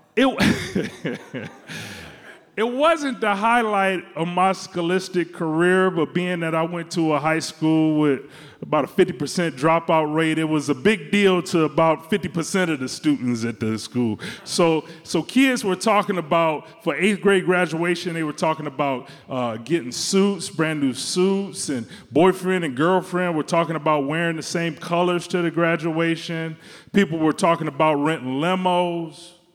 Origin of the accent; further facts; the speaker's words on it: Detroit, Michigan, United States; now in Chicago, United States; I'm from Detroit, Michigan. And my dad loves Cadillacs